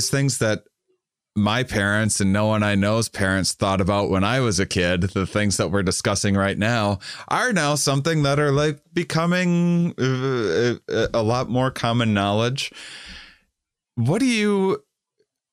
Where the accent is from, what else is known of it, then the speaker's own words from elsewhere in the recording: La Crosse, Wisconsin, United States; moved away; I'm from Wisconsin originally.